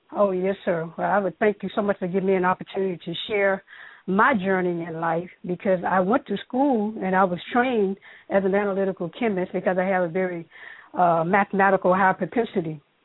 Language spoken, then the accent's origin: English; Mississippi, United States; I grew up in Mississippi